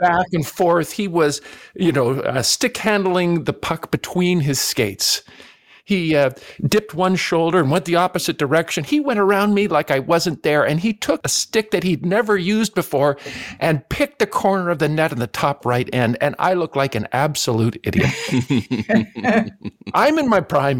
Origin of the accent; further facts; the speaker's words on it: Canada; Growing up in Canada